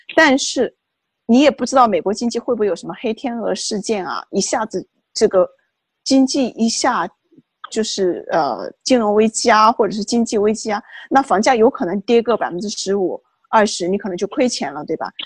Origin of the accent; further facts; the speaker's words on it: China; moved away as an adult; now in Washington, D.C., United States; 我们中国人